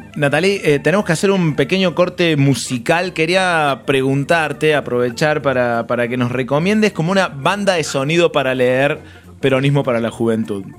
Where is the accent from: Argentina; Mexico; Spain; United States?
Argentina; Córdoba; como cordobés